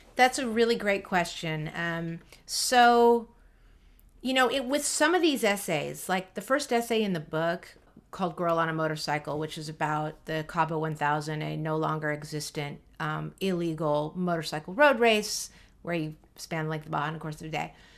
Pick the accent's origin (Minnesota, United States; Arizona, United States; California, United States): California, United States; San Francisco; the kids who went to public school in San Francisco in the seventies and eighties